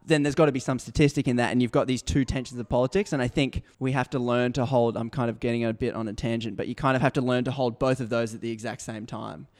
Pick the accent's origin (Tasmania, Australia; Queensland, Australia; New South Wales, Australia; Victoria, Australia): Queensland, Australia; Brisbane; I was born in Brisbane. I grew up in a middle class Christian Adventist